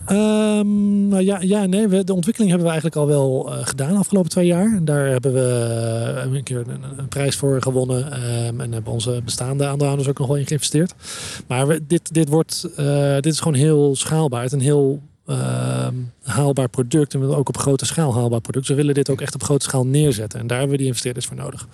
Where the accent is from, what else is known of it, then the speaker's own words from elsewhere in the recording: Netherlands; als Nederlanders